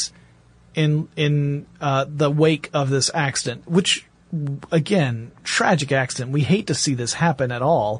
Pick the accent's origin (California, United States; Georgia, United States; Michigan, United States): Georgia, United States; Gainesville; I grew up in Gainesville, Georgia, poultry capital of the world.